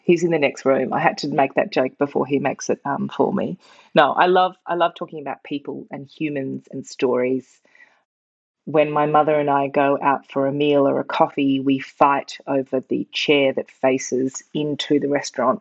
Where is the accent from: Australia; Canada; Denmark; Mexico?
Australia; Melbourne, Victoria; moved away as an adult; also born or lived in London, United Kingdom; I'm a Melbourne girl, born and bred.